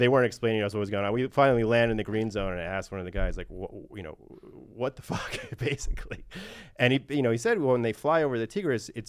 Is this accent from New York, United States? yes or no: yes; New York, United States; I'm from New York